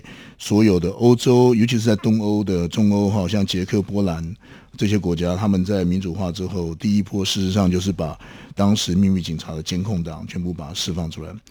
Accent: Taiwan; also born or lived in Taipei; 我在台湾在桃园读到国中二年级之后，然后搬家到台北，转学到台北的学校，呃，那被同化，也就是被所谓华语或国语同化。

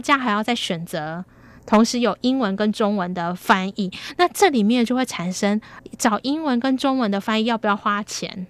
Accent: Taiwan; 那我们是台湾人

